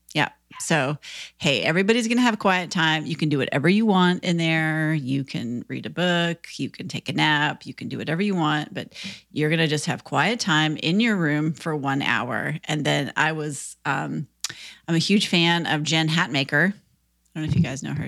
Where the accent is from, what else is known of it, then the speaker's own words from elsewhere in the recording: Minnesota, United States; now in Nashville, United States; I grew up in Minnesota